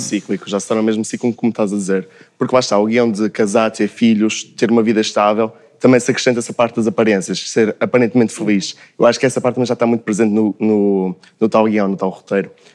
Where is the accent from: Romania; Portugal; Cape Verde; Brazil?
Portugal; Braga, Norte; venho de Braga